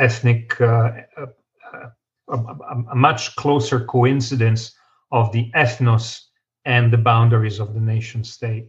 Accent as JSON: {"language": "English", "country": "Italy", "tie": "born or raised there", "moved": "yes", "said": "growing up in Italy"}